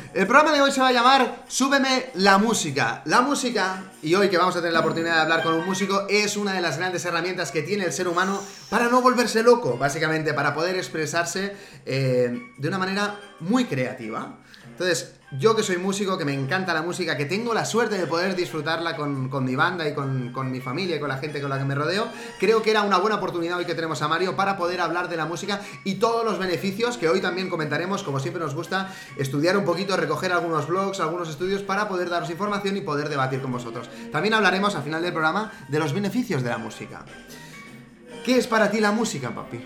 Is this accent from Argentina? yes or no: no; Spain; aquí, de mi pueblo, de San Esteban Sarrovinas